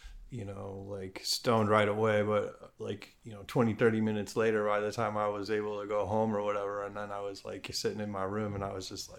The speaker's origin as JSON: {"language": "English", "town": "Chicago", "region": "Illinois", "country": "United States", "tie": "born or raised there", "moved": "yes", "lives_now": "California, United States", "said": "I grew up in Chicago or in the suburbs in Chicago."}